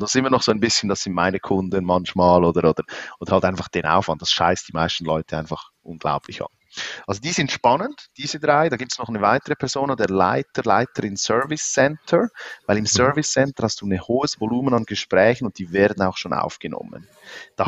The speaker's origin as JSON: {"language": "German", "country": "Switzerland", "said": "obwohl ich aus der Schweiz bin, aber ich komme irgendwo aus den Bergen"}